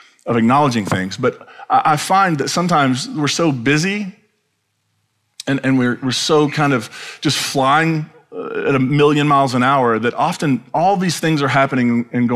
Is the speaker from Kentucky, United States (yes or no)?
yes; Eastern Kentucky, United States; when I grew up then in Eastern Kentucky